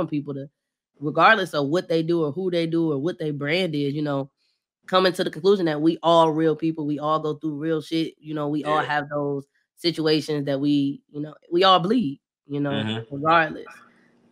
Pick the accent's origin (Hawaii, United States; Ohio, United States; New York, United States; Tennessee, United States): Ohio, United States; Bedford; moved away as an adult; also born or lived in Cleveland, Ohio / Washington, D.C.; now in Atlanta, United States; I'm from Bedford